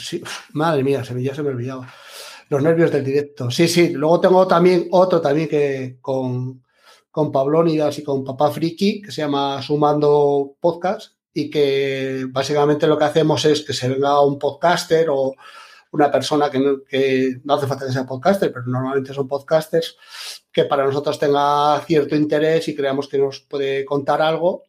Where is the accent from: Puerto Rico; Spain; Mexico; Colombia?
Spain; Asturias; moved away as an adult; now in Albacete, Spain; yo soy de Asturias